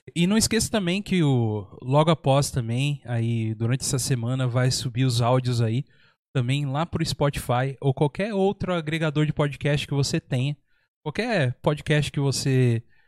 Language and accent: Portuguese; São Paulo, Brazil; also born or lived in Minas Gerais; now in São José dos Campos, Brazil; Eu vim de São Paulo pra cá. Eu também sou da mesma situação, nasci, eu nasci em Minas, uhum. mas eu fui para São Paulo, acho que eu, eu, tinha menos de um ano, cara. Então, então é, pelo tempo, é metade do tempo vivido em São Paulo e metade do tempo já vivido aqui